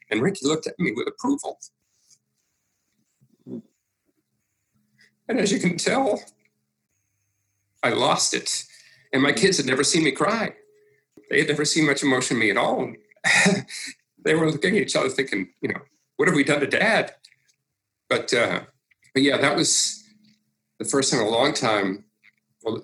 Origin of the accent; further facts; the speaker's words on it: Massachusetts, United States; growing up in Massachusetts